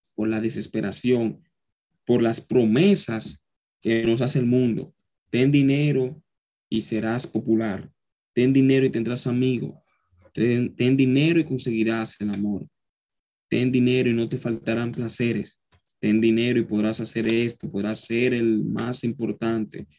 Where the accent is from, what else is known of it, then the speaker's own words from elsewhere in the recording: Dominican Republic; joven dominicano que soy